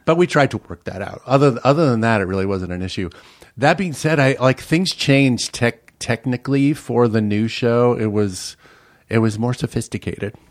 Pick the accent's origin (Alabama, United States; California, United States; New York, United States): New York, United States; New York City; moved away as an adult; now in Minnesota, United States; I grew up in Brooklyn, New York, um, in, uh, Bay Ridge, Brooklyn